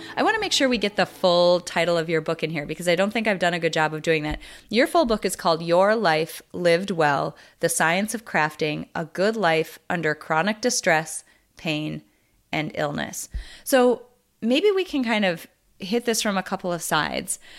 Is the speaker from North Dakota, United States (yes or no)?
yes; North Dakota, United States; I'm from North Dakota